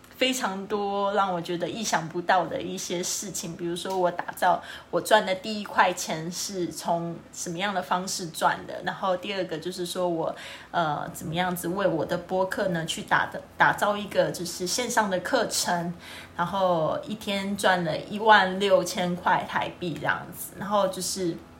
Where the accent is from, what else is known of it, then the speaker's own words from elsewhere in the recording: Kaohsiung, Taiwan; 我的家乡，这是高雄，美丽的高雄